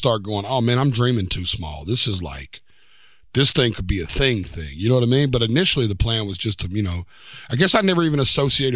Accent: Antioch, Tennessee, United States; I was born in Antioch, which is a little town right outside of Nashville, 20, 30 minutes on the outskirts of town

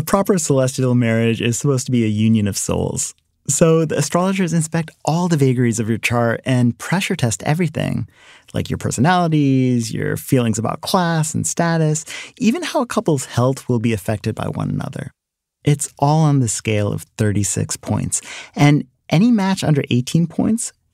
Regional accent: Delaware, United States; When I first moved to Delaware, kids in my elementary school had all these questions for me about being Indian

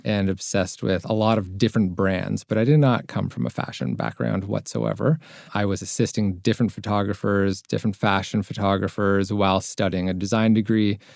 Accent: Toronto, Ontario, Canada; I'm from Toronto, Canada

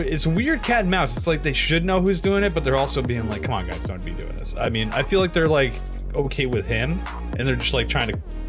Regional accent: upstate New York, United States; upstate New York, honestly, as we were growing up.

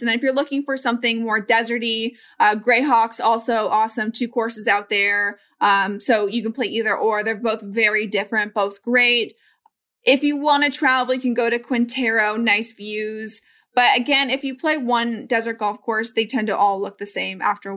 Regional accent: Colorado, United States; I grew up in Colorado

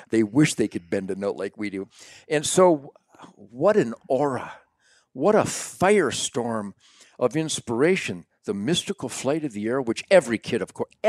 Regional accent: Detroit, Michigan, United States; I was born in Detroit

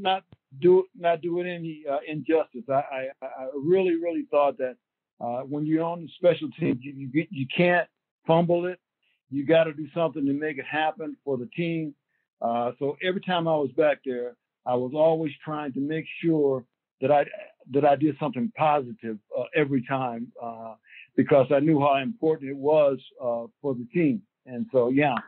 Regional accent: Greenville, South Carolina, United States; I grew up in Greenville, South Carolina

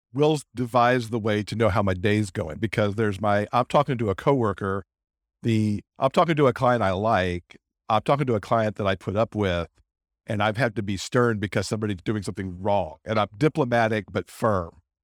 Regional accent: Michigan, United States; moved away as an adult; also born or lived in New York / Northern California; now in California, United States; I'm actually from Michigan.

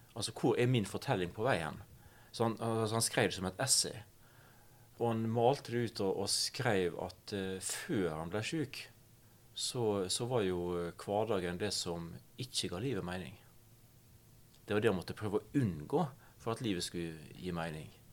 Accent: Vigra, Møre og Romsdal, Norway; Jeg er fra den lille, flate øya Vigra utafor Ålesund. Jeg vokste opp

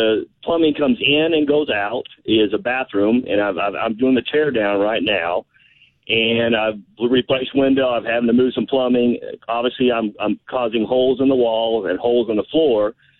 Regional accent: Denison, Texas, United States; I'm actually from North Texas.

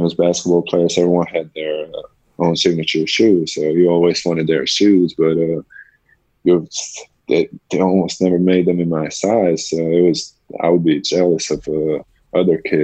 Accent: Bosnia & Herzegovina; moved away; growing up in Bosnia

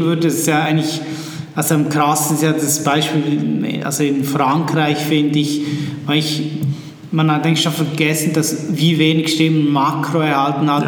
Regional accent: Switzerland; also born or lived in Bern; ich bin aus der Schweiz

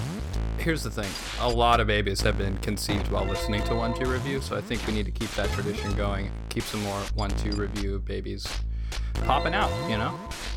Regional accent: Corrales, New Mexico, United States; Growing up in Corrales with the skunks around

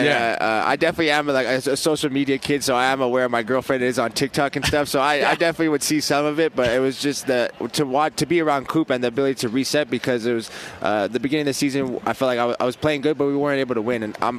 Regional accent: Las Vegas, Nevada, United States; born there; this is my hometown in Las Vegas. I was born out here.

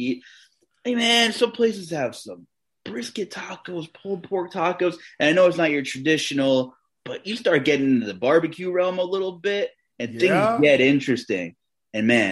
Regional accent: Pennsylvania, United States; I'm from Pennsylvania

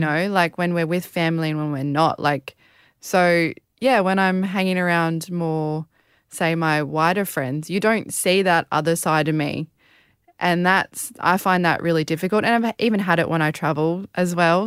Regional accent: Australia; being a Australian

